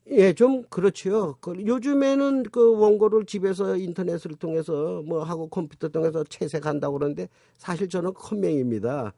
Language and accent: Korean; North Korea; now in South Korea; 둘 다 이북 출신이고